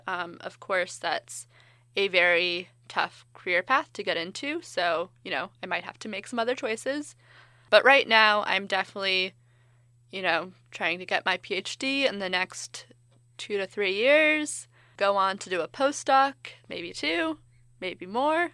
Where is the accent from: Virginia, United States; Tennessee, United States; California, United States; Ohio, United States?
California, United States; I'm from California